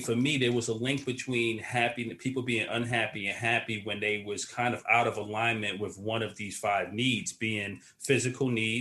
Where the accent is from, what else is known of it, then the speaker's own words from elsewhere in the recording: New York City, New York, United States; also born or lived in Queens, New York; I'm from Brooklyn originally, yeah. But I now currently live in Queens